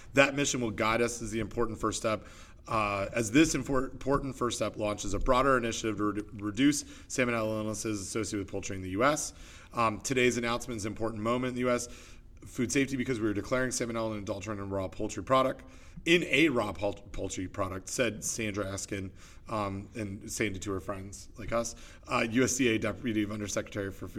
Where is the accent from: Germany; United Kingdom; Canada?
Canada; now in United States; being Canadian